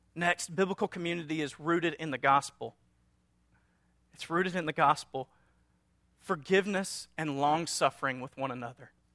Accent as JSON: {"language": "English", "region": "North Louisiana", "country": "United States", "said": "we're from North Louisiana, a small town"}